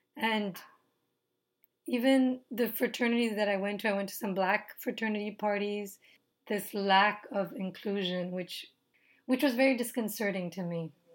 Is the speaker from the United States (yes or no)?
no; Nepal; moved away; I'm from Nepal